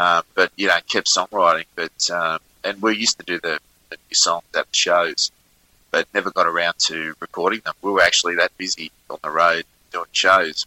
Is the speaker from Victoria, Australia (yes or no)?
no; Richmond, New South Wales, Australia; now in Melbourne, Australia; my hometown of Richmond in New South Wales. Uh, I'm originally from New South Wales